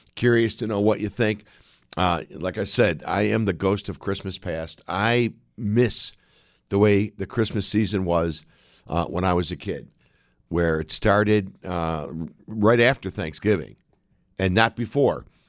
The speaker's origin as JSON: {"language": "English", "country": "United States"}